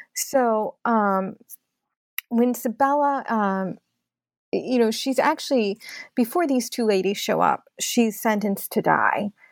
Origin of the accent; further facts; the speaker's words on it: Oak Park, Illinois, United States; my hometown of Oak Park